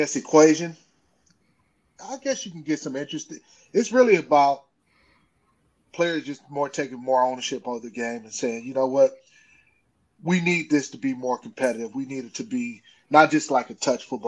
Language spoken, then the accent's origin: English; Cleveland, Ohio, United States; I'm from Cleveland